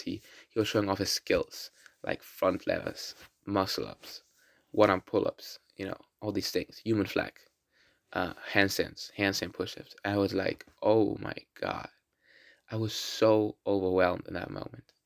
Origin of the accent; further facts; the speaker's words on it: Berlin, Germany; first language German and Russian; English is a second language; I'm from Berlin, born in Berlin and Germany, and live here since I was born here.